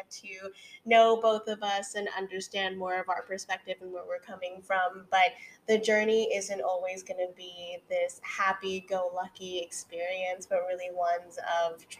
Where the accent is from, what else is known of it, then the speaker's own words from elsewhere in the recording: California, United States; moved away as an adult; now in New York City, United States; I am a California girl through and through